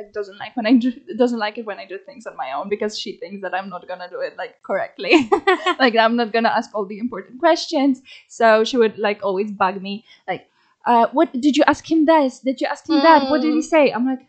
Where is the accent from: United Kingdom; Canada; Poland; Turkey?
Poland; Toruń, Kuyavian-Pomeranian Voivodeship; I had to like come back to my hometown, because that's where my insurance is, like stuff like that. So, and my mom wanted like to be there for me. So I went to Toruń, because I'm from Toruń